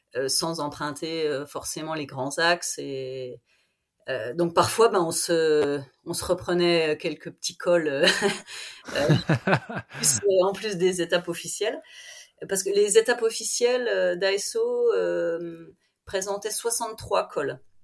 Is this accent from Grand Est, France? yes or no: yes; Vosges, Grand Est, France; je suis vosgienne, je suis professeure de PS dans un collège, un petit collège dans les Vosges